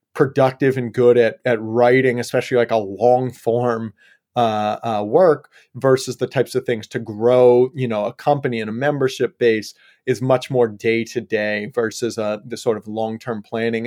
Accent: Yellow Springs, Ohio, United States; moved away as an adult; also born or lived in Colorado / California; now in Portland, United States; I grew up in Ohio, actually, Southwest Ohio, just small little town out there called Yellow Springs.

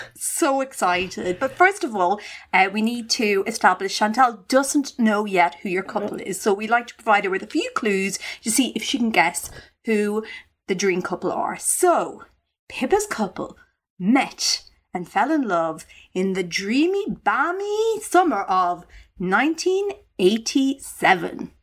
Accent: Ireland; growing up in the Irish countryside

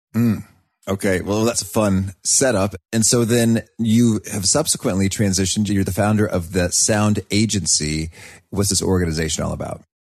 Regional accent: United States; as an American

